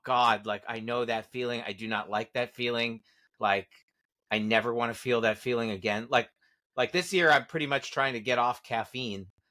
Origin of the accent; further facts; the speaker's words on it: Santa Monica, California, United States; my hometown of Santa Monica